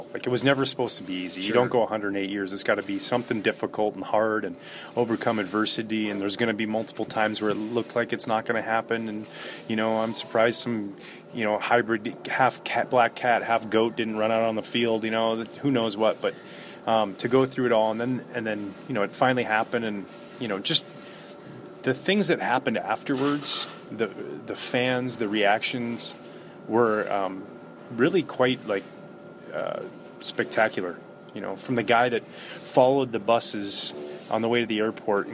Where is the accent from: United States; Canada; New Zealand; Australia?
Canada; Gibsons, British Columbia; we're from Gibson's, British Columbia